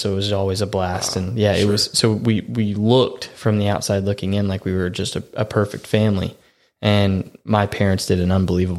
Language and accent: English; the Bible Belt, United States; I mean, growing up was great. Growing up in the Bible Belt, everybody went to church.